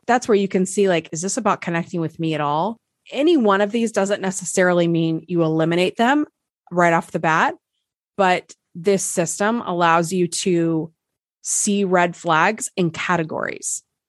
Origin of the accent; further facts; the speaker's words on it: Nebraska, United States; moved away; I'm from Nebraska originally